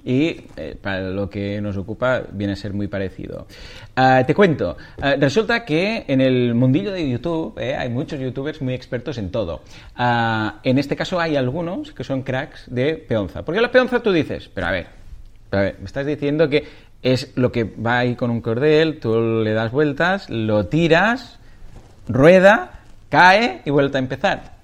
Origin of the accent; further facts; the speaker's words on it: Catalonia, Spain; soy muy catalán